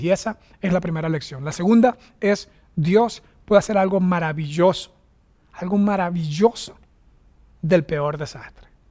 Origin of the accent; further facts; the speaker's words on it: Venezuela; moved away as an adult; also born or lived in United States; now in Costa Rica; regresarme a Venezuela